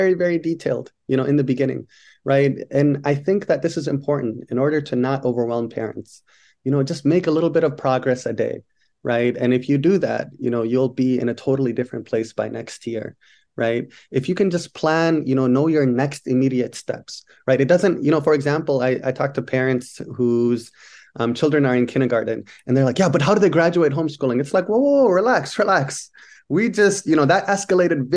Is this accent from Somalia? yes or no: yes; Somalia; moved away; I'm from Somalia